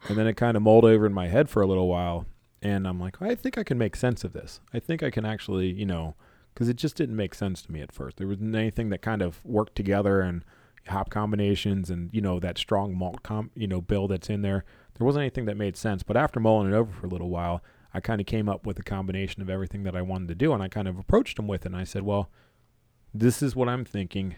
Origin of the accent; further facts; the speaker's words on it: Maryland, United States; I'm born and raised in Maryland